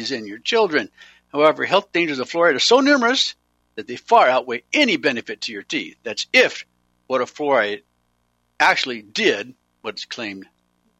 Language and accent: English; Eugene, Oregon, United States; I grew up in Eugene, Oregon